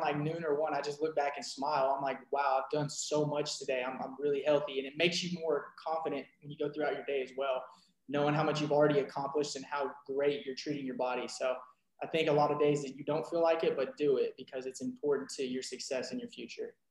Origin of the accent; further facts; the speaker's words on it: Rowlett, Texas, United States; I am from Rowlett, Texas. Grew up as an athlete